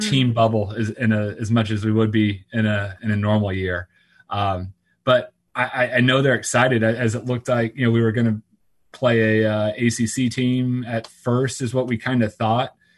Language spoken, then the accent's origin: English; Orlando, Florida, United States; growing up around Orlando, when I moved to Orlando